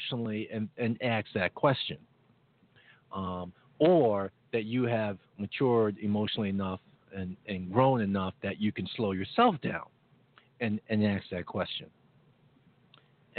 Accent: New York, United States; growing up in New York

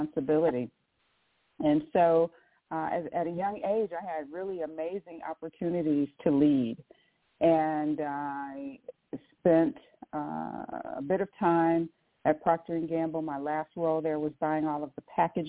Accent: Saginaw, Michigan, United States; also born or lived in Southfield, Michigan; now in Cincinnati, United States; I grew up in Saginaw, Michigan.

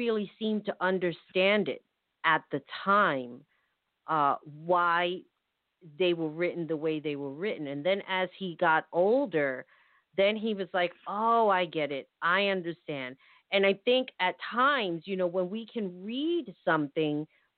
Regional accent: United States; I'm American. I was born here

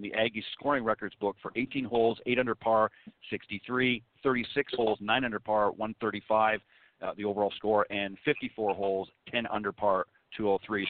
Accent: Canada; I'm also from Canada

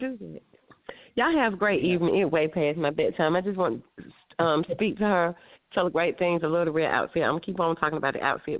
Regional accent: Atlanta, Georgia, United States; It reminded me of my childhood in Cascade up in Atlanta.

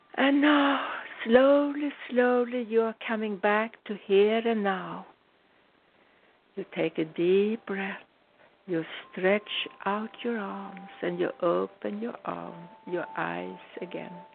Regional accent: United States; I'm American, I'm a very proud American citizen

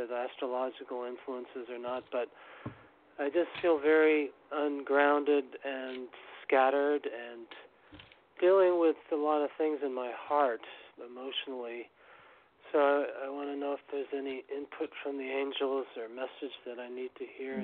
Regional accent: New York City, New York, United States; moved away as an adult; also born or lived in Massachusetts; I grew up in New York City, but for 25 years I lived up in Massachusetts

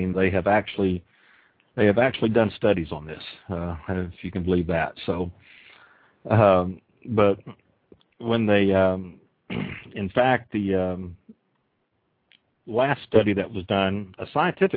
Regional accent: Oklahoma, United States; I'm from Oklahoma

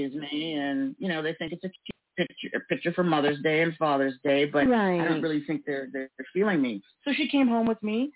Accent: Toronto, Ontario, Canada; I grew up in North York, so there was a high school near me that was running a summer painting class

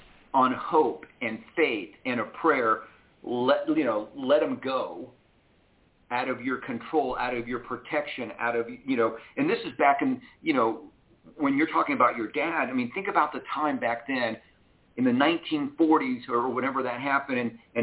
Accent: Cuba; now in United States; I am an immigrant, for those who don't know that. And so we immigrated here from Cuba.

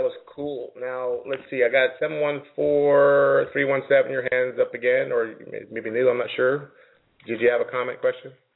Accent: Jamaica; I grew up in Jamaica since I was nine years old

